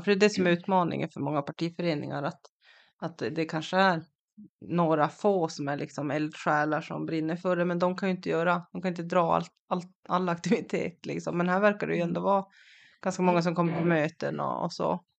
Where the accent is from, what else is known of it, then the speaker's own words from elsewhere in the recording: Kiruna, Norrbotten County, Sweden; moved away as an adult; jag är ju från Kiruna själv, men jag flyttade därifrån tjugohundraelva